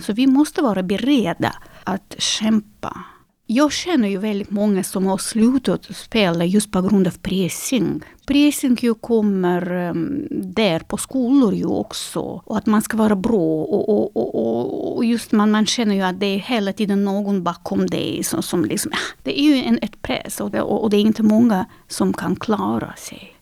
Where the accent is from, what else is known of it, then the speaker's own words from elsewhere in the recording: Minsk, Belarus; Swedish is a second language; now in Sweden; Jag är ju född 1982 eh, och då är jag född i Minsk